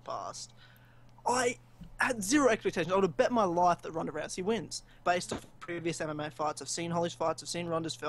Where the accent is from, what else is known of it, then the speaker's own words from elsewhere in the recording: Melbourne, Victoria, Australia; Melbourne, my hometown